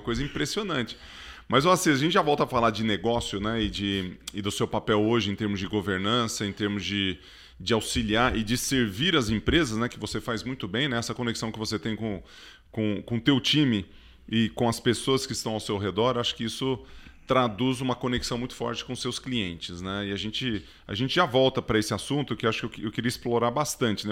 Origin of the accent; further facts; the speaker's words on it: Ituverava, São Paulo, Brazil; quando era moleque lá em Ituverava, né, que eu sou quase mineiro